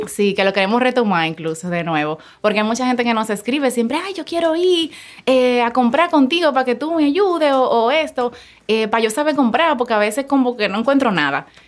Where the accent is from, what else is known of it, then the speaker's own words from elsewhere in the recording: Santo Domingo Norte, Distrito Nacional, Dominican Republic; Yo me crié en un barrio de Santo Domingo, en Sabana Perdida.